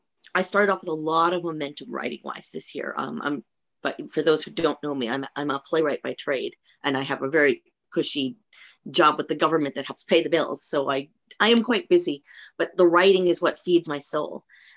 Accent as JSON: {"language": "English", "country": "Philippines", "said": "I will say that I am Filipino. I am married to a Jewish man, and I've actually converted to Judaism. My children are both half Filipino, half Jewish."}